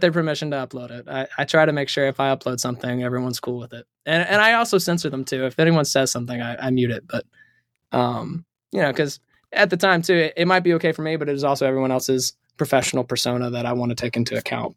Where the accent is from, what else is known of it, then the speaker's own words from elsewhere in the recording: High Point, North Carolina, United States; now in Nashville, United States; I'm actually from North Carolina